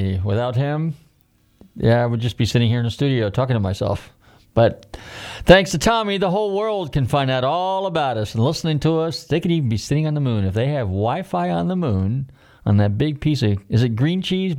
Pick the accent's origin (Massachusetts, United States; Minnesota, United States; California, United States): California, United States; Northern; now in Florida, United States; I grew up in the motel business, and I grew up in California, Northern Cal. You hear me talking about it all the time, but we moved to Florida in the early 70s.